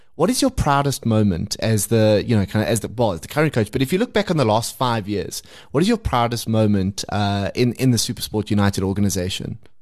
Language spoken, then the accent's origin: English; South Africa; being South African